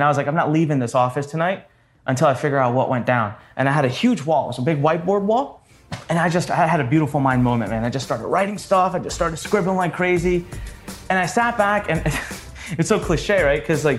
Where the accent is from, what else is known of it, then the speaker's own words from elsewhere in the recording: North India, India; now in Maryland, United States; I am originally from India.